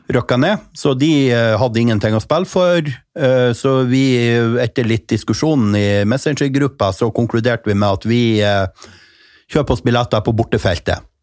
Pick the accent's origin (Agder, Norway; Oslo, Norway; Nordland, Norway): Nordland, Norway; Mo i Rana; Jeg kommer jo fra Rana kommune.